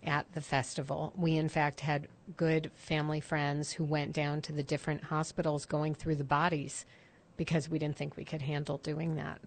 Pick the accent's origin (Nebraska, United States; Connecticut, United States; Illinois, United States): Illinois, United States; Chicago; now in Jerusalem, Israel; I grew up in Chicago